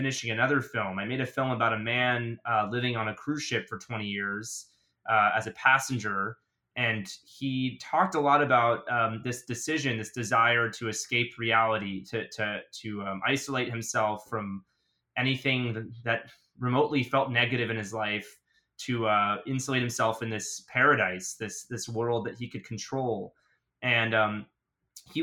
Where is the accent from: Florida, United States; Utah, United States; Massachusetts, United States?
Florida, United States; I'm from Florida.